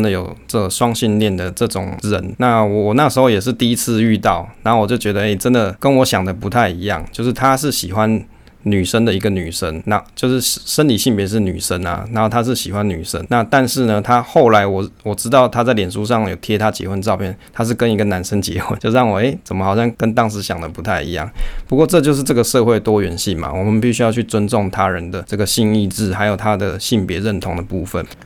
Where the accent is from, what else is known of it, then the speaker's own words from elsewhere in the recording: Taoyuan, Taiwan; 因为我桃园人嘛